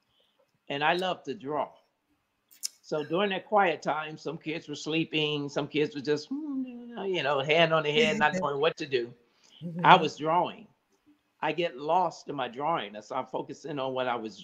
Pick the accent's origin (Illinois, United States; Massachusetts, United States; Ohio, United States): Illinois, United States; Chicago; West Side of Chicago, Illinois, right around in Cook County, Illinois